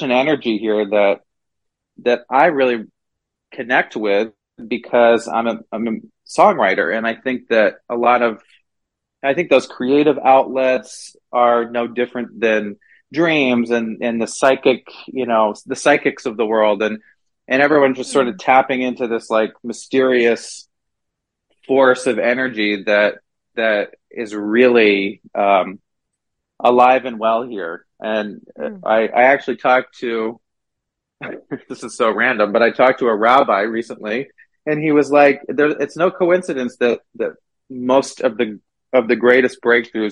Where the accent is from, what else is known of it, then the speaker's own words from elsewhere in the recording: Vermont, United States; now in Palm Springs, United States; the East Coast where I'm originally from. I'm actually from Vermont